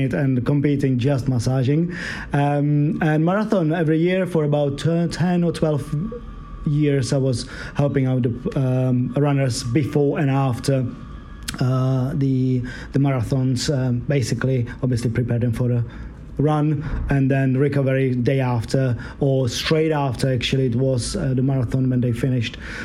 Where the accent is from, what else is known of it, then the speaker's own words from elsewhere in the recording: Czechia; now in London, United Kingdom; I'm originally from Czech Republic.